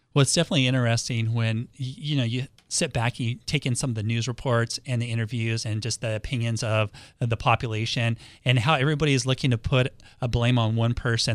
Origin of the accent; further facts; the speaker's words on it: Los Angeles, California, United States; now in San Diego, United States; I grew up in Los Angeles